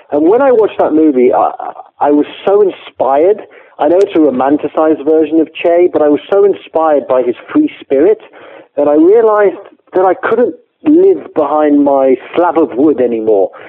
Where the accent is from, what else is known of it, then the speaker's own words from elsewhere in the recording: England, United Kingdom; accent: English; I'm English, as you can tell from my very English accent.